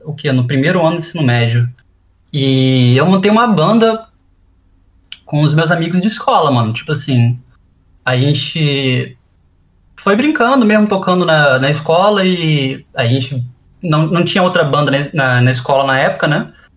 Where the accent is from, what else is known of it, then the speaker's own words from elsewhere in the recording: Vitória, Espírito Santo, Brazil; also born or lived in Manaus, Amazonas, Brazil; Eu, eu nasci só em Manaus e eu vim pra cá, pra Vitória, ainda bebê. E eu voltava para lá todas as férias